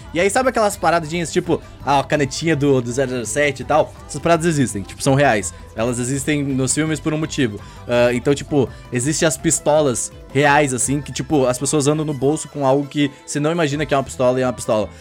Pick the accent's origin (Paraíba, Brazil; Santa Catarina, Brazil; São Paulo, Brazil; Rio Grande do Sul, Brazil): Rio Grande do Sul, Brazil; moved away; lá no Rio Grande do Sul, principalmente da minha terrinha lá